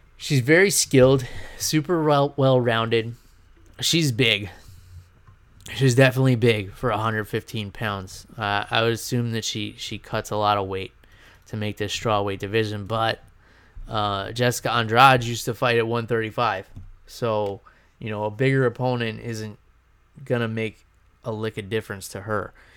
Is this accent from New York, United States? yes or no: yes; New York, United States; moved away; I'm gonna be up in New York, um, back in my hometown visiting family